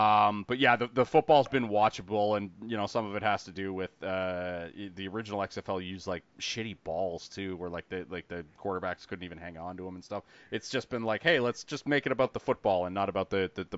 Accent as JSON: {"language": "English", "country": "Canada", "said": "Now, we live in a Canadian market, obviously. Like, we are Canadian."}